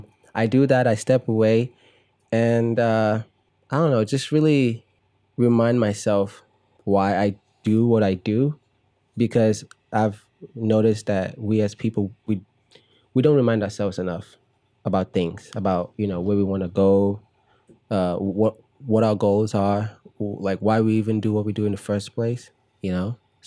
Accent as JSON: {"language": "English", "town": "Chicago", "region": "Illinois", "country": "United States", "tie": "born or raised there", "said": "when I was growing up in Chicago, you know, Disney Channel would come on"}